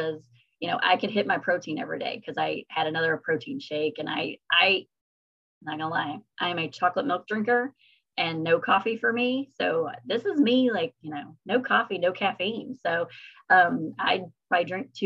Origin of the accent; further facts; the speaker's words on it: Kentucky, United States; I'm from Kentucky